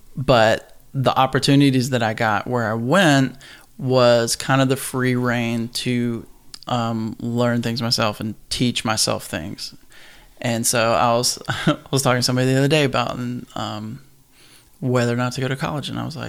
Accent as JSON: {"language": "English", "region": "Kentucky", "country": "United States", "moved": "as an adult", "lives_now": "Nashville, United States", "said": "Based out of Nashville, obviously. That's where we met and go way back. And, from Kentucky originally."}